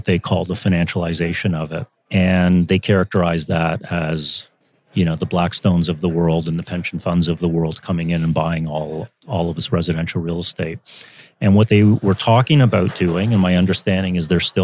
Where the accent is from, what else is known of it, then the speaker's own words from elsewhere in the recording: Canada; as a Canadian